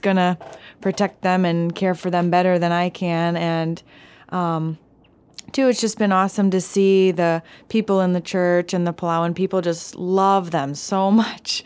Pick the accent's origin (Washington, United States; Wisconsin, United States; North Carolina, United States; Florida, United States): Wisconsin, United States; Milwaukee; moved away as an adult; now in Palau; I grew up in Milwaukee, Wisconsin